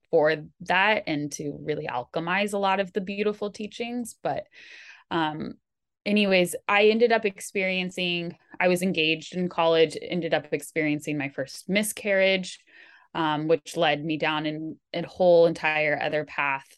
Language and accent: English; Bay Area, California, United States; growing up in the Bay Area of California, where you're really fortunate to be surrounded by so many amazing institutions